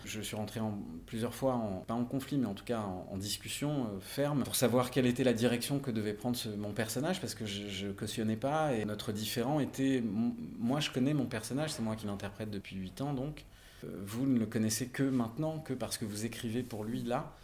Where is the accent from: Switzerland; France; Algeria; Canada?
France; Marignane, Provence-Alpes-Côte d'Azur; also born or lived in Marseille; donc je suis né à Marseille, effectivement, dans les quartiers nord. Je suis né à la Calade, euh, j'y suis resté quelques années, pas longtemps. Mes parents ont déménagé vers Marignane ensuite, donc j'ai grandi plutôt à Marignane